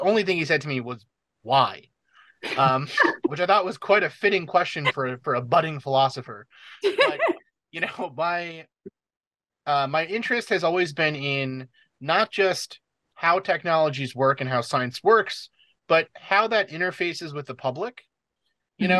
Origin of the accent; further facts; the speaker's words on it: New York City, New York, United States; moved away as an adult; also born or lived in New Hampshire; I'm originally from the New York City area